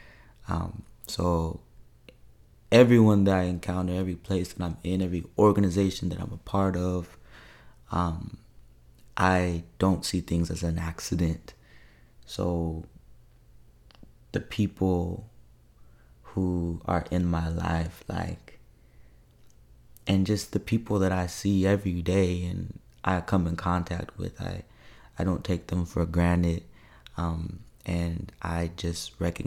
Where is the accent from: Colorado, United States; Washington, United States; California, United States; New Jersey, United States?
Washington, United States; Federal Way; moved away as an adult; also born or lived in Seattle, Washington; now in Louisiana, United States; I claim Federal Way, Washington, which is just south of Seattle.